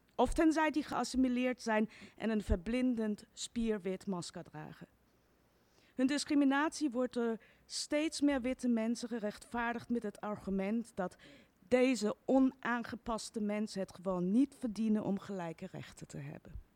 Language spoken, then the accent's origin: Dutch; Iran; also born or lived in Austria; now in Netherlands; het land waar ik vandaan kom